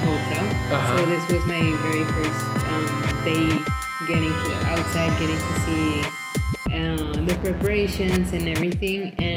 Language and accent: English; Mexico; I'm from Mexico